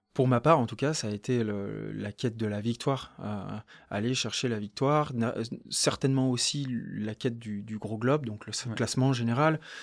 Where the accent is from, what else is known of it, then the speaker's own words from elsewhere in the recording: Courchevel, Auvergne-Rhône-Alpes, France; also born or lived in Lake Annecy / Albertville; J'ai grandi entre Courchevel et le lac d'Annecy